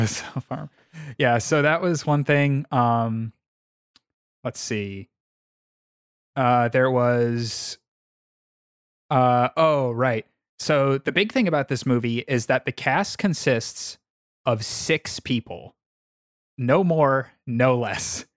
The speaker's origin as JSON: {"language": "English", "area": "Suffolk County, Long Island", "region": "New York", "country": "United States", "tie": "born or raised there", "said": "I am from Suffolk County"}